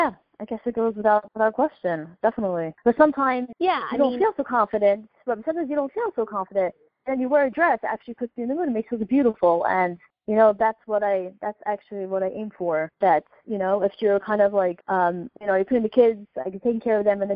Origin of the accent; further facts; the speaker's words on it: New York City, New York, United States; I grew up in Brooklyn